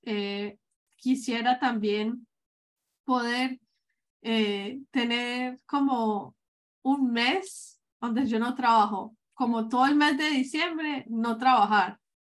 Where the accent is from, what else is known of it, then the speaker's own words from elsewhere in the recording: Medellín, Antioquia, Colombia; moved away; yo soy colombiana, que yo soy de Medellín